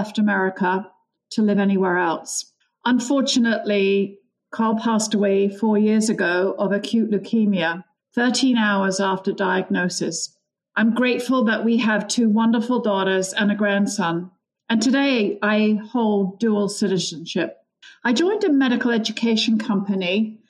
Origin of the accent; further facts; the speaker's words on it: London, United Kingdom; moved away as an adult; now in United States; I grew up in London, England. My parents emigrated from Ireland